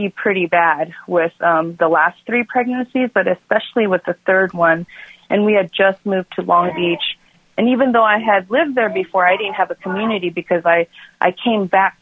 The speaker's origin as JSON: {"language": "English", "country": "South Korea", "moved": "yes", "said": "I'm from South Korea"}